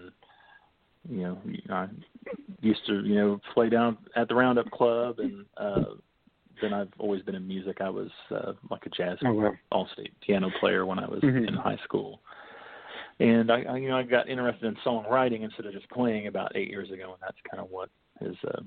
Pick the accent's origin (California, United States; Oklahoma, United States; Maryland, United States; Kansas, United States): Oklahoma, United States; Kellyville; I grew up in Oklahoma, you know, in Kellyville, Oklahoma